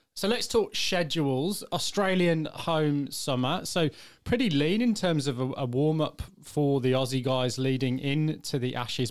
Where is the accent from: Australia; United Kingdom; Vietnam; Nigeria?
United Kingdom; England; as an English fan